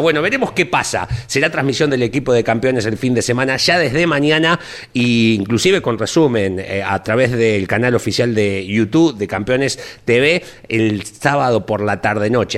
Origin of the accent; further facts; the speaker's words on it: Olavarría, Buenos Aires Province, Argentina; soy de Olavarría particularmente